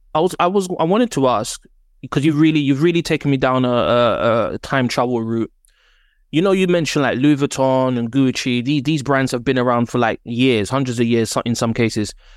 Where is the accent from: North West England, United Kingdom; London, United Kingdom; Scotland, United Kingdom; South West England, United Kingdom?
London, United Kingdom; I'm from Northwest London